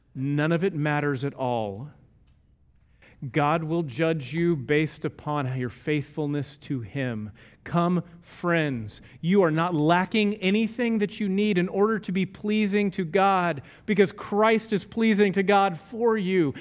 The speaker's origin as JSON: {"language": "English", "region": "Texas", "country": "United States", "said": "I'm from Texas and we're close enough to Oklahoma"}